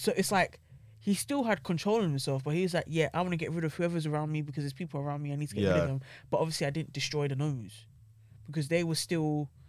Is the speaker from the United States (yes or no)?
no; United Kingdom; My promise is to try. I'm British.